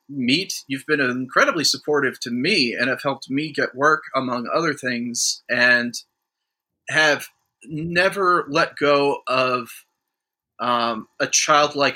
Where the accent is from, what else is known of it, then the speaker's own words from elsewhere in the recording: Toledo, Ohio, United States; We're both from the same – we both grew up in the same area